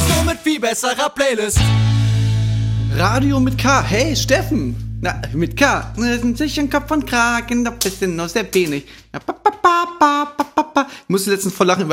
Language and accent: German; East Germany, Germany; wir sind ja auch im Osten aufgewachsen